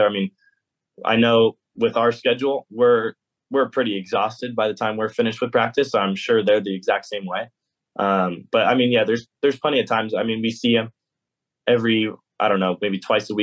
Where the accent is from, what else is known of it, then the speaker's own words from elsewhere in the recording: California, United States; also born or lived in Georgia; now in Athens, United States; I'm still a Californian